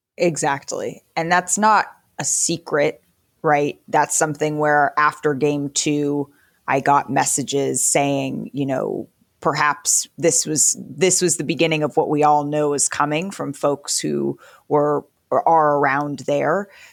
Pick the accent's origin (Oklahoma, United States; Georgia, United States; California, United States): California, United States; I grew up in California